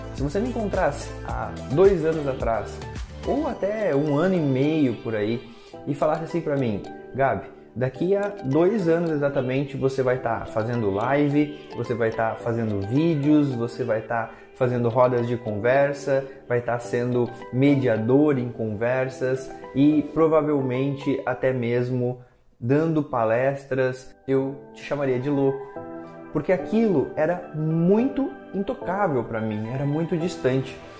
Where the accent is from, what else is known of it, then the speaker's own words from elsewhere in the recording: Lages, Santa Catarina, Brazil; Quando eu tinha mais ou menos de 7 a 8 anos, lá na casa da minha família, em Lages, onde eu nasci, a gente tinha um pátio